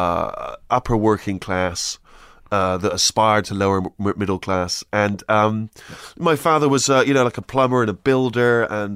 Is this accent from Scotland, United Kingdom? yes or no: no; Bristol, South West England, United Kingdom; I grew up in a place called Bristol.